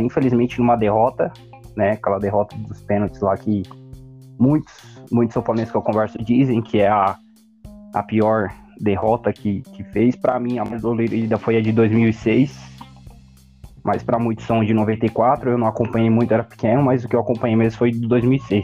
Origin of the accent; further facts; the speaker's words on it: São Paulo, Brazil; eu estou aqui situado na, na zona leste de São Paulo, para ser mais exato aqui na Vila União